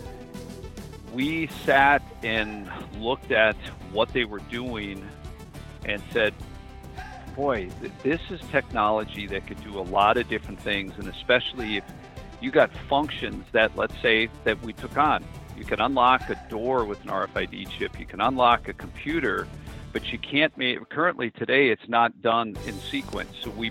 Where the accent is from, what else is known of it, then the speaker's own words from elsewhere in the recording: Minnesota, United States; moved away; I'm originally from Minnesota and the Norwegian Scandinavian heritage that's dominant up there